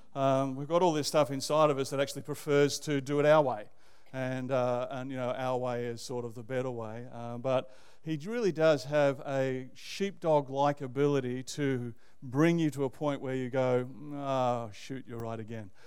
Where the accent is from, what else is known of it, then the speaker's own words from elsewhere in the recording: Canberra, Australian Capital Territory, Australia; moved away as an adult; also born or lived in Manly, New South Wales / Sydney; now in Melbourne, Australia; I think of myself as a Canberra boy and uh, grew up there and went to high school there